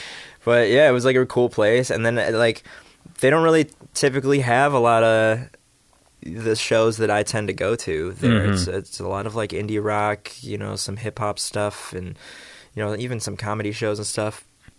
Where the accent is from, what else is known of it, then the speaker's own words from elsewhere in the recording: Schaumburg, Illinois, United States; Yeah, because I'm a suburb boy, so we had some family videos.